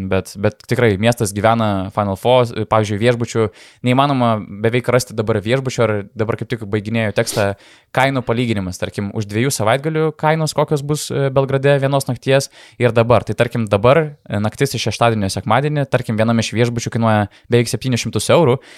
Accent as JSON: {"language": "Lithuanian", "country": "Lithuania", "said": "Tai sakom, nu iš, iš Lietuvos tipo."}